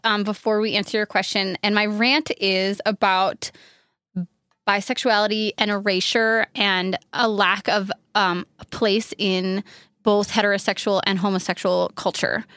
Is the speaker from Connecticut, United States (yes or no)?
no; upstate New York, United States; I'm from upstate New York where there are leaves and trees